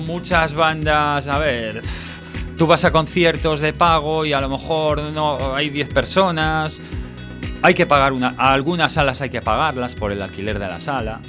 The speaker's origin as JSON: {"language": "Spanish", "town": "A Coruña", "region": "Galicia", "country": "Spain", "also_born_or_lived": "Granada", "said": "yo soy de Coruña"}